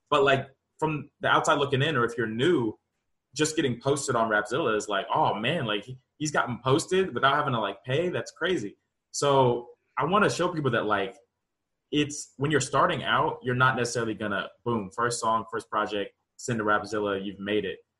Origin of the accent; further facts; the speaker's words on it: Charlotte, North Carolina, United States; that's home. Seven oh four. I grew up in Charlotte, born and raised